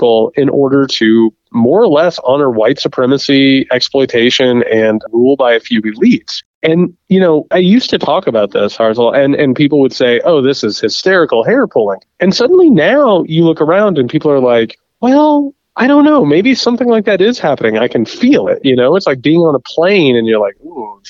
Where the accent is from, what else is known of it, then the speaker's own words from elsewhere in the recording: Indiana, United States; Indiana, my home state